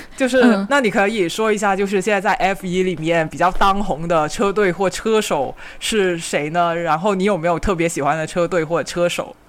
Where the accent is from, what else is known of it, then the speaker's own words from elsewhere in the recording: Guangdong, China; 我们广东这边